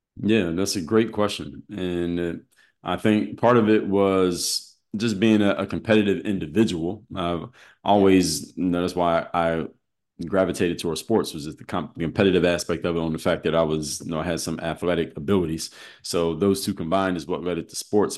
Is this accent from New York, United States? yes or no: no; Philadelphia, Pennsylvania, United States; I'm from Philadelphia